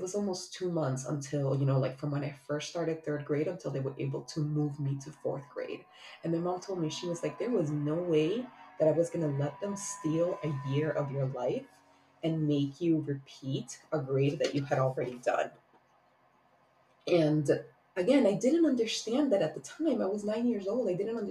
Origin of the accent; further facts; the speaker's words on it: Miami, Florida, United States; also born or lived in Honduras; As I've shared many times, I was born in Honduras and moved to Miami the summer before I turned 9.